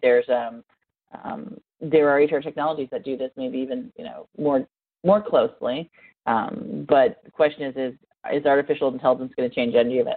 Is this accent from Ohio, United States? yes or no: yes; near Columbus, Ohio, United States; Columbus, Ohio, which is uh, near my hometown